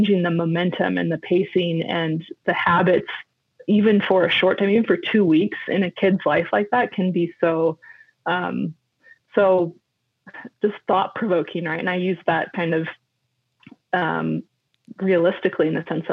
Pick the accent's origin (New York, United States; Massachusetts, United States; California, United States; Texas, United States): California, United States; Bay Area; moved away as an adult; also born or lived in Northern Argentina; as a kid, I grew up in the Bay Area